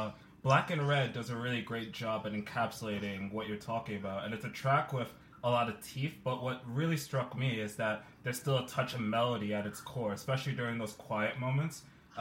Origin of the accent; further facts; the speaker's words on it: England, United Kingdom; now in New York, United States; I'm in New York, but I'm from England originally